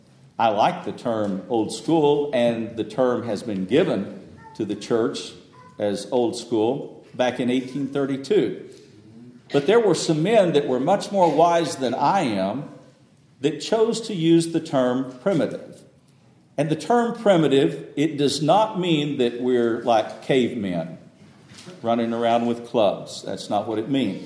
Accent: Lubbock, Texas, United States; moved away; Where I grew up in Lubbock, there's a First Baptist Church

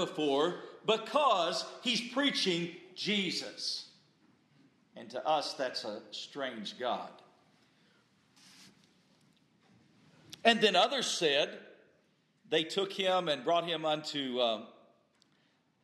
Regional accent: Texas, United States; I grew up in Texas

